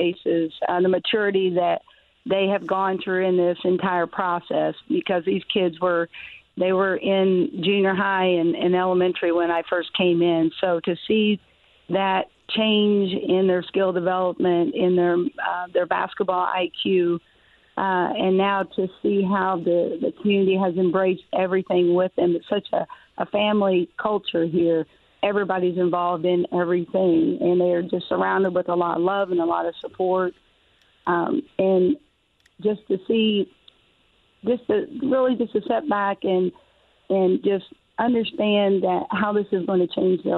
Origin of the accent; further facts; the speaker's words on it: Harrison County, Indiana, United States; I grew up in Harrison County